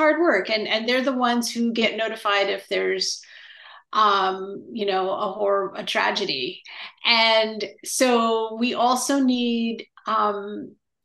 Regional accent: Massachusetts and New Hampshire, United States; moved away as an adult; also born or lived in Berkeley, California; now in San Francisco, United States; I grew up in on the East Coast in Massachusetts and New Hampshire

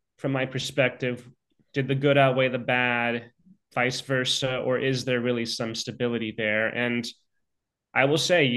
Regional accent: Lafayette, California, United States; moved away; I have not been back to my hometown of Lafayette in years

